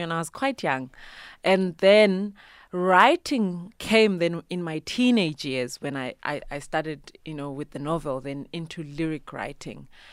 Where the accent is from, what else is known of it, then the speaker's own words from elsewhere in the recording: Bulawayo, Zimbabwe; first language Ndebele; English is a second language; also born or lived in Eastern Cape, South Africa; now in South Africa; I am originally from Zimbabwe, right? I was born and bred Kobulawayo.